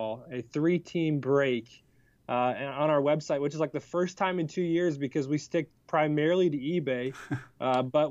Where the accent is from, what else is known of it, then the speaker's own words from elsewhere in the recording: Cleveland, Ohio, United States; I grew up in Cleveland